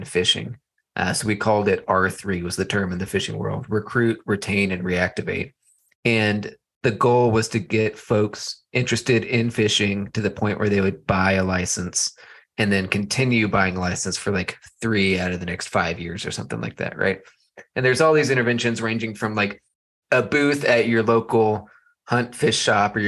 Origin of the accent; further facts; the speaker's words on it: Texas, United States; now in Colorado, United States; I grew up in Texas